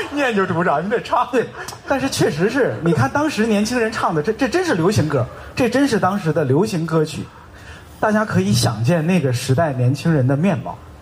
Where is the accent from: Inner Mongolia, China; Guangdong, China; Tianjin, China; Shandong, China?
Tianjin, China; 我是天津人嘛